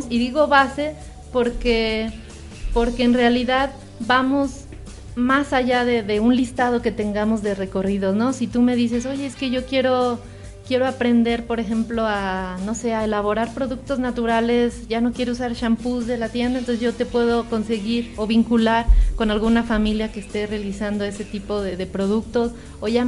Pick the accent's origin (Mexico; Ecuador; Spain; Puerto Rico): Mexico; a lo mejor alguna expectativa como mexicano es más difícil a veces de lograr un verdadero asombro